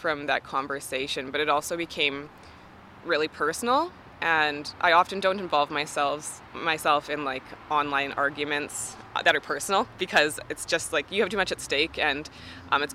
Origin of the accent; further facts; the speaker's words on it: Canada; as a Canadian